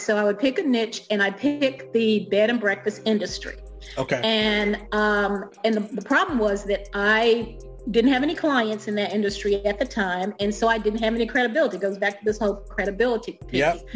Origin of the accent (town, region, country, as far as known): Alabama, United States; born or raised there; moved away as an adult; also born or lived in East Coast; now in DC metro area, United States